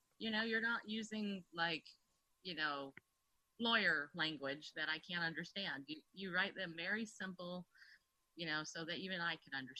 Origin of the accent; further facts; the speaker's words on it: United States; I was raised in America, but I don't really know the history of America.